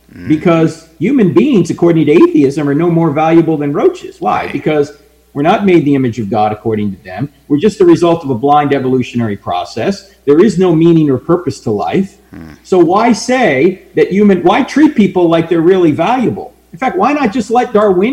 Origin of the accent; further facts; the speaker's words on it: New Jersey, United States; moved away; I grew up near New York. I grew up in New Jersey.